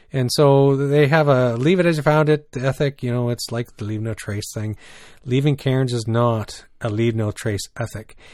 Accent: New Brunswick, Canada; also born or lived in British Columbia; now in Ontario, Canada; growing up in New Brunswick

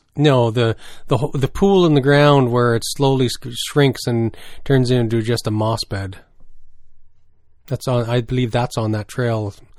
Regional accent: New Brunswick, Canada; growing up in New Brunswick

